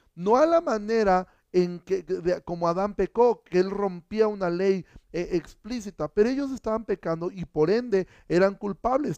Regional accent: Xalapa, Veracruz, Mexico; jalapeño distinguido, sí, de, lo que nuestra ciudad heredó a México

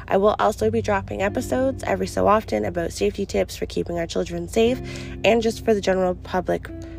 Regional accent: Canada; my home country of Canada

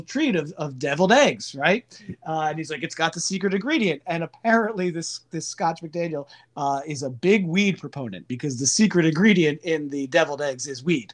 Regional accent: Ridgewood, New Jersey, United States; I grew up around Ridgewood, New Jersey

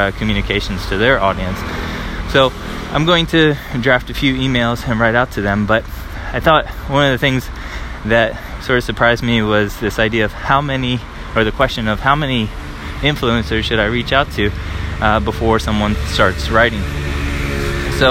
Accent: United States; now in Paris, France; I'm an American

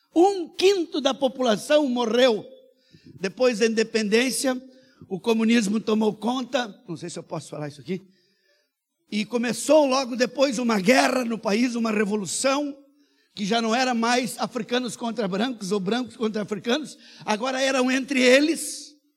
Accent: Brazil; Eu sou brasileiro, eu sou missionário

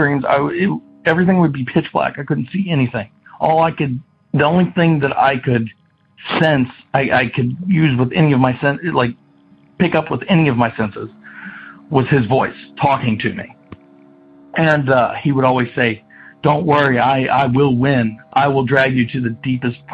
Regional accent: Kentucky, United States; I'm from Kentucky

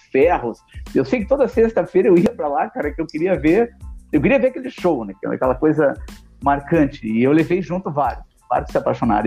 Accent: Porto Alegre, Rio Grande do Sul, Brazil; sou de Porto

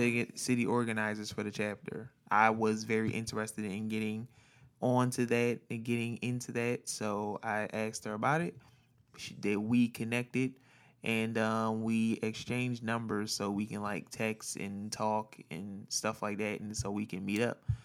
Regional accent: Philadelphia, Pennsylvania, United States; born or raised there; moved away as an adult; now in California, United States

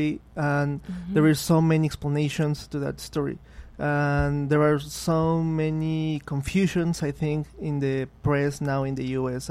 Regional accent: Mexico City, Mexico; moved away; I'm from Mexico City. I was born there

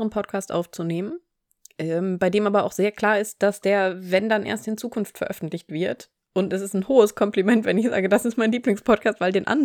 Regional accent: Southern Germany, Germany; weil ich komme ja aus Süddeutschland

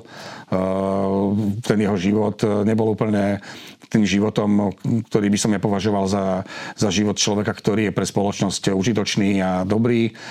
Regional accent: Žilina, Žilina Region, Slovakia; ja som Žilinčan

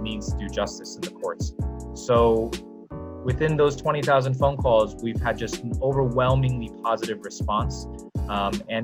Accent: New York City, New York, United States; also born or lived in China; I was raised, born in China, came over here when I was 5, and then raised largely in Brooklyn

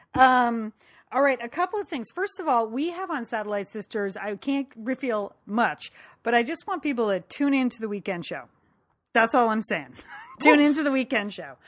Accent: Connecticut, United States; growing up in Connecticut

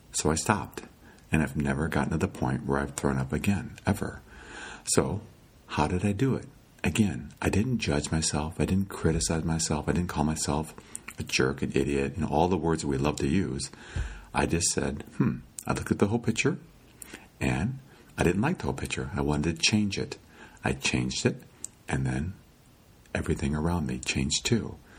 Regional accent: Iowa, United States; When I was a kid growing up in Iowa, I lived by a lake.

